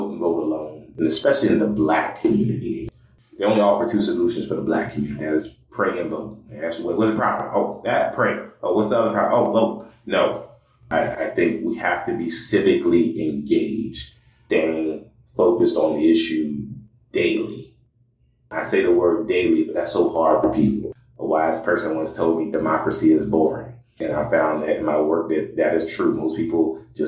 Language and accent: English; Sumter, South Carolina, United States; now in Des Moines, United States; I grew up in South Carolina. I am originally from Sumter, South Carolina